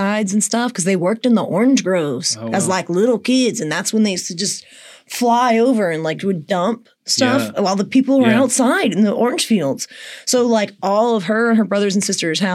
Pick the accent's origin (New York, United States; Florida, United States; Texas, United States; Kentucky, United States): Florida, United States; St. Augustine; also born or lived in Destin, Florida; I grew up in St. Augustine, Florida